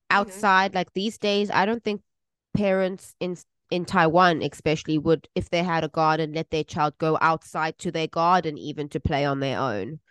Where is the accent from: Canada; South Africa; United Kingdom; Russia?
South Africa; moved away